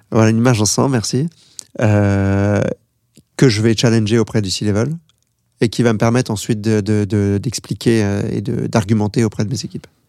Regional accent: France; moi je suis français

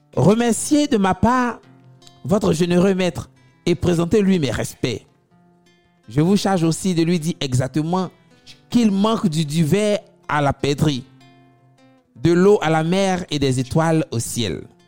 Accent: Abidjan, Côte d’Ivoire; chez nous à Abidjan

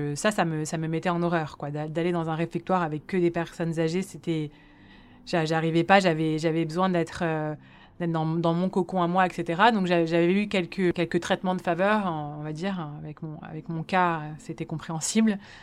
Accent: Paris, Île-de-France, France; also born or lived in Lausanne, Switzerland; J'ai grandi à Paris dans le 17e arrondissement où j'ai fait toute ma scolarité

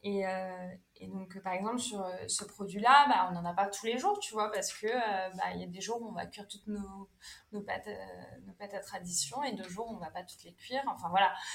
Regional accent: Brittany, France; en tant que bonne bretonne

